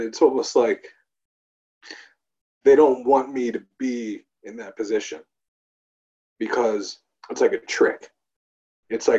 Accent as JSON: {"language": "English", "area": "Long Island", "region": "New York", "country": "United States", "tie": "born or raised there", "lives_now": "Brooklyn, United States", "said": "we're on Long Island. I grew up on Long Island."}